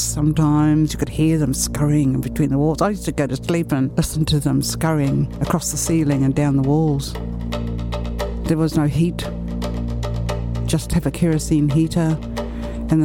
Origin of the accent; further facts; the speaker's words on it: New Zealand; also born or lived in Samoa (parents); I am a New Zealander, but not a New Zealander.